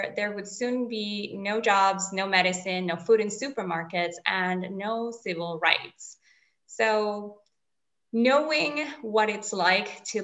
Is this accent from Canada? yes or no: no; Venezuela; first language Spanish; English is a second language; now in Switzerland; I'm from Venezuela, a country north of South America, right on the Caribbean